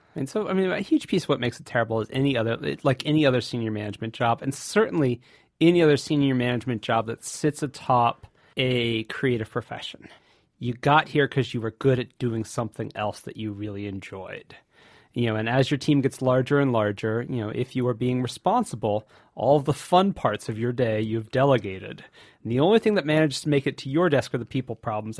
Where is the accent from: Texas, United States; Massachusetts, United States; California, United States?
California, United States; Santa Cruz; I, am from the Bay Area, Santa Cruz, California